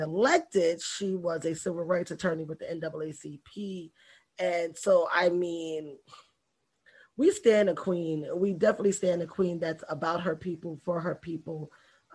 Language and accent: English; New York, United States; now in Florida, United States; I'm a New Yorker